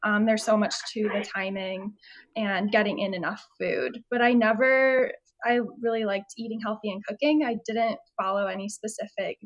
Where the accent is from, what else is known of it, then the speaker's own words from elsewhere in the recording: Chicago suburbs, Illinois, United States; moved away as an adult; also born or lived in St. Louis; now in Houston, United States; I was from Chicago suburbs